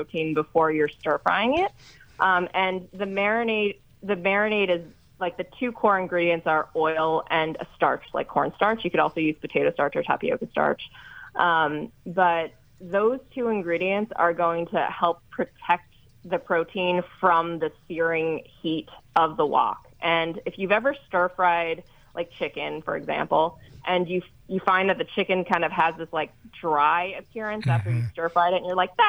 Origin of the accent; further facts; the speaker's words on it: Northeastern U.S., United States; we grew up in the Northeastern U.S.